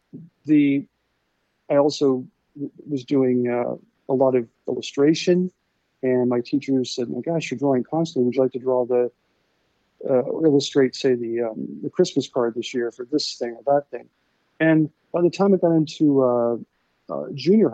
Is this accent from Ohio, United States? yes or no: yes; Centerville, Ohio, United States; moved away; I grew up in a place called Centerville, Ohio.